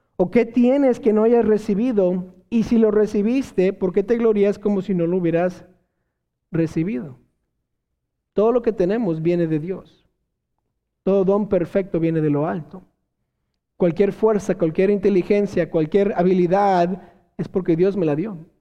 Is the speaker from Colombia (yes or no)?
no; Mexico; como buenos mexicanos